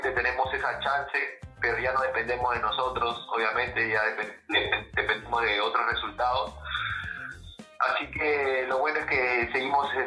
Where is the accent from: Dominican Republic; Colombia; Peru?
Peru; Huacho, Lima; Nací en Huacho, Huacho, Perú, Huacho, distrito Huacho, de, este, provincia de Guaura, departamento de Lima.